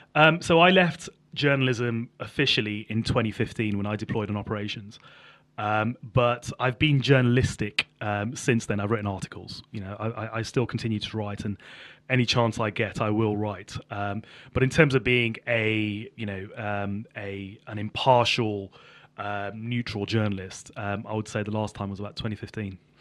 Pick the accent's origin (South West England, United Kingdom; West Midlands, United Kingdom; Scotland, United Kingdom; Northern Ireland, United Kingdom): West Midlands, United Kingdom; Birmingham; also born or lived in Sutton Coldfield; I grew up in Birmingham, in inner city Birmingham, in Handsworth